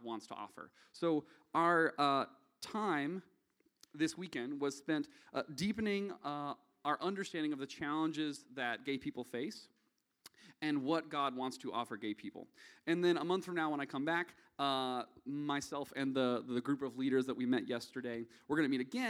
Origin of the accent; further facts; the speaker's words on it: the South, United States; accent: Southern; now in Nashville, United States; my thin Southern blood